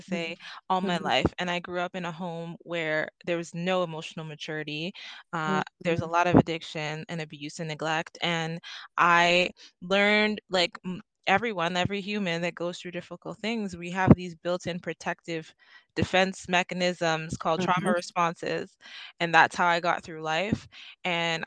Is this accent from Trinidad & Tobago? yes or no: yes; Trinidad & Tobago; now in Canada; I'm from Trinidad and Tobago originally